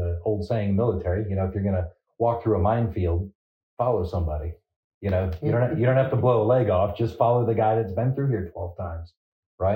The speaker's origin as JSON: {"language": "English", "town": "Phoenix", "region": "Arizona", "country": "United States", "tie": "born or raised there", "also_born_or_lived": "Sacramento, California / Colton, California / San Bernardino, California", "moved": "as an adult", "said": "I was born in Sacramento, California. I claim Phoenix, Arizona, although I went to high school in California"}